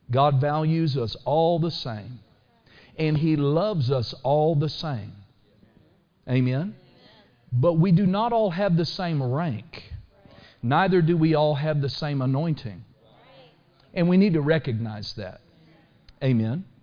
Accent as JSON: {"language": "English", "country": "United States", "tie": "born or raised there", "said": "I'm so glad to be born an American."}